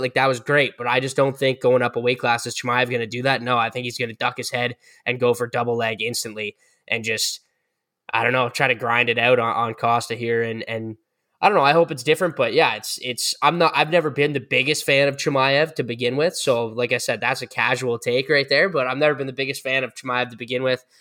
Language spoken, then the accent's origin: English; Canada; as Canadian guys